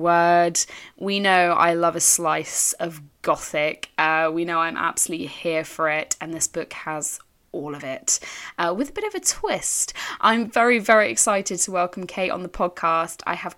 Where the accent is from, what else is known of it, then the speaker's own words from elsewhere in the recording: United Kingdom; I think, you know, we're British. We know better at this point to hope for anything.